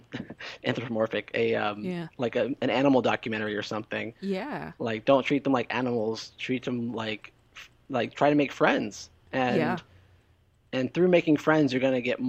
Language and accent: English; Canonsburg, Pennsylvania, United States; moved away; also born or lived in Florida; I was born in Pennsylvania. I actually grew up in a really radioactive town there called Canonsburg